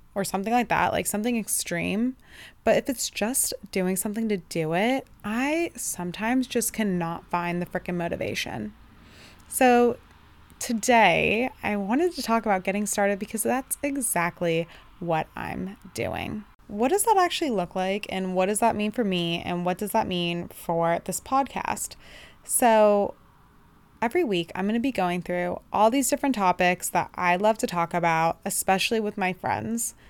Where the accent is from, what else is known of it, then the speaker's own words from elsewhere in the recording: Bay Area, Northern California, United States; I'm from the Bay Area, Northern California